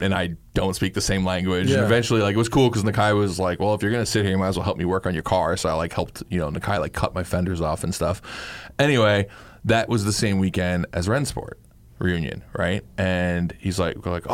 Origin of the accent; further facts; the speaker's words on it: New York City, New York, United States; growing up in Queens